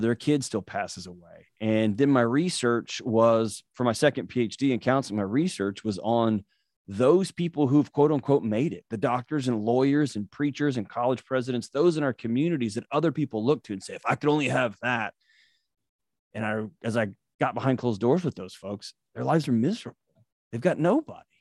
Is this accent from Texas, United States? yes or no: yes; Houston, Texas, United States; I was born and raised in Houston, Texas